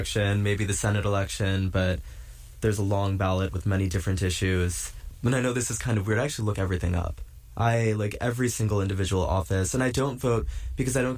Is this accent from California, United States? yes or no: yes; just south of San Francisco, California, United States; now in New York, United States; I'm from just south of San Francisco